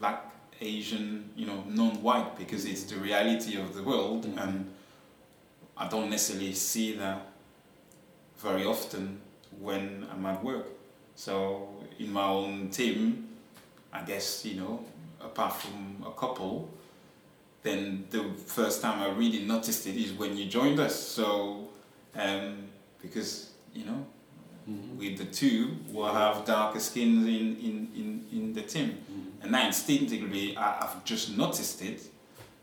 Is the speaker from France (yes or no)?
yes; France; now in Yorkshire, United Kingdom; I was born in France, but my, you know, origins are from Senegal in West Africa.